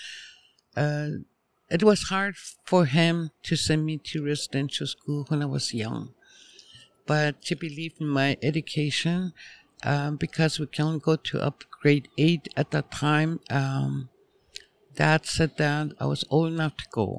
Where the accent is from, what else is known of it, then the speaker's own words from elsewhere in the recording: Behchokǫ̀, Northwest Territories, Canada; born and raised in Tlicho. Former community name used to be Fort Ray.